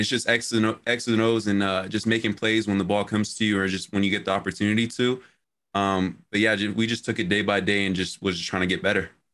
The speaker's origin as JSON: {"language": "English", "town": "Phoenix", "region": "Arizona", "country": "United States", "moved": "as an adult", "said": "I come from Phoenix, Arizona."}